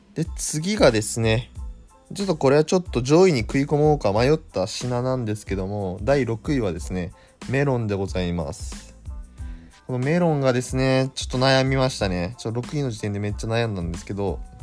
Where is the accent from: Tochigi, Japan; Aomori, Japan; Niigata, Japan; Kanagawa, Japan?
Aomori, Japan; moved away; 私の、まあ、出身がですね、青森県ということもあり